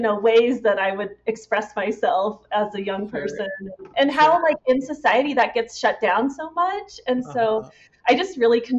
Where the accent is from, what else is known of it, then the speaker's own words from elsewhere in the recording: St. Louis, Missouri, United States; also born or lived in Washington State / Iowa; I always say I grew up in St. Louis, Missouri, and I was born in Washington State.